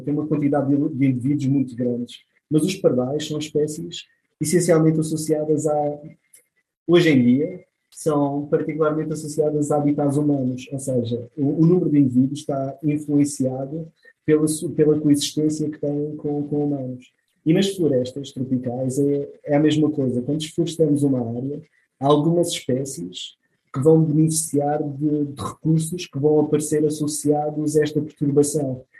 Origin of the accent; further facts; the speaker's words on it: Madeira, Portugal; eu sou da Madeira